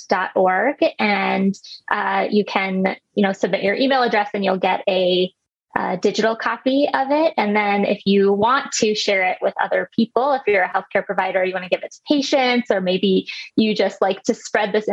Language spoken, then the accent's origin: English; Midwest, United States; I grew up in the Midwest